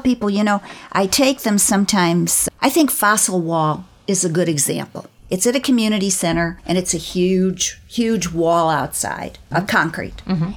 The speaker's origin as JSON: {"language": "English", "town": "Chicago", "region": "Illinois", "country": "United States", "tie": "born or raised there", "also_born_or_lived": "Los Angeles", "moved": "yes", "lives_now": "St. Petersburg, United States", "said": "I grew up in Chicago"}